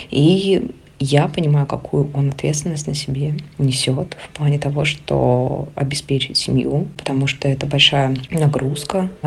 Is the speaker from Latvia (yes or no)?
no; Mytishchi, Moscow Oblast, Russia; moved away as an adult; now in Georgia; Я родилась в России, в городе Мытищи. В начале февраля мы с семьей приняли решение, что хотим пожить у моря, и в числах 15 х уехали в Грузию.